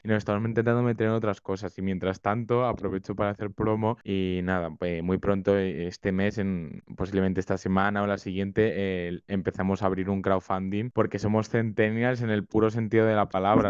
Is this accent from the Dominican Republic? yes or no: no; Spain